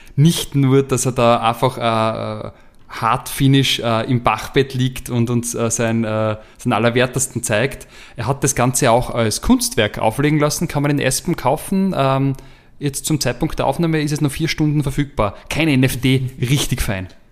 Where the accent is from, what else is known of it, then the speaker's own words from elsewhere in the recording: Austria; als Österreicher